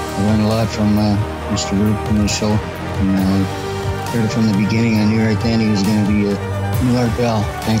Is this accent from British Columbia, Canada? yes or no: yes; Vancouver, British Columbia, Canada; a beginner void walker. I'm from Vancouver, BC.